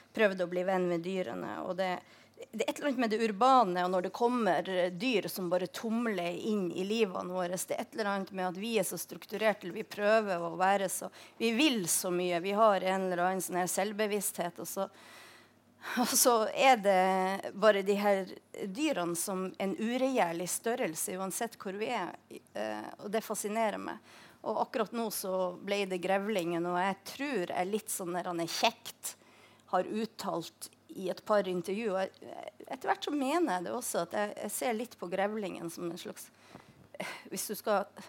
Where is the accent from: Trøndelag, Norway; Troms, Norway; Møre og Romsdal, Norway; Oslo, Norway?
Troms, Norway; Tromsø; moved away; Jeg vokste opp i Tromsø.